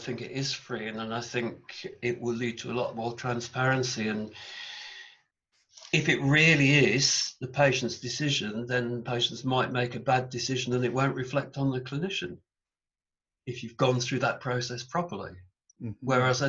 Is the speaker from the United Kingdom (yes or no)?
yes; England, United Kingdom; in England, English people are really funny, in my opinion, although I'm English